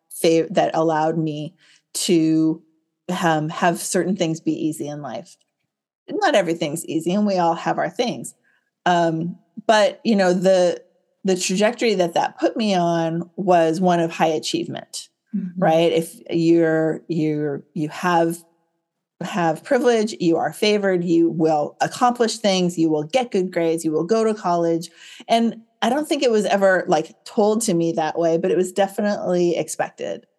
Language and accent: English; Silicon Valley, California, United States; I grew up here in Silicon Valley, California.